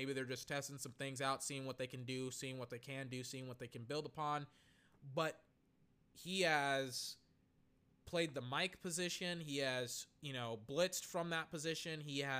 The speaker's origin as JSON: {"language": "English", "region": "Texas", "country": "United States", "said": "I'm from Texas, and I have family in Houston."}